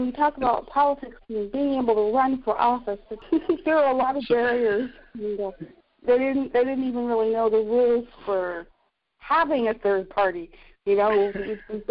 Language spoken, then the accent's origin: English; United States; moved away as an adult; also born or lived in Brooklyn, New York / Port Townsend, Washington / Ironton, Ohio; now in North Carolina, United States; I was born in Brooklyn. I grew up where New Jersey, Pennsylvania, and New York State meet.